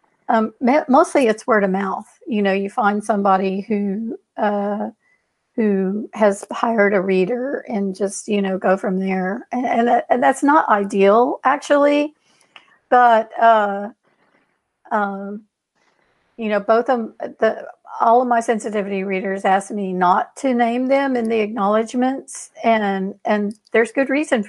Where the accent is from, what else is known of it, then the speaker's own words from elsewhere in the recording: Houston, Texas, United States; I'm like a seventh or eighth generation Houstonian.